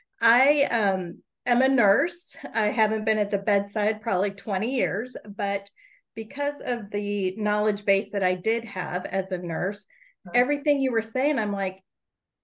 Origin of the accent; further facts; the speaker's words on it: Northern California, United States; I'm from Northern California